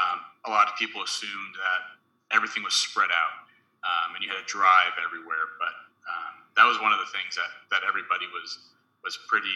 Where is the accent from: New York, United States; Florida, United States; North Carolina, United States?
New York, United States; which reminds me of growing up in New York, where basically every one of the five boroughs has a different accent